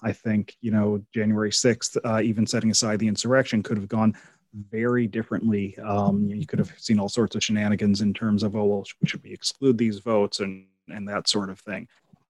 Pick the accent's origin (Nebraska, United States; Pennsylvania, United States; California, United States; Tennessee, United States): Pennsylvania, United States; I'm from Pennsylvania, so I can say this